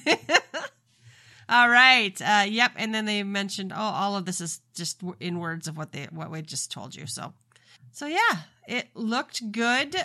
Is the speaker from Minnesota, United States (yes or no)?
yes; Minnesota, United States; I am from Minnesota